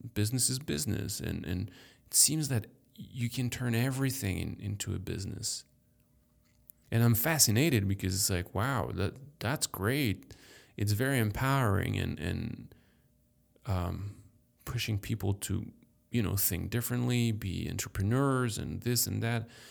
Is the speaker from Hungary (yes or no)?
no; France; moved away as an adult; now in United States; born in France, raised in France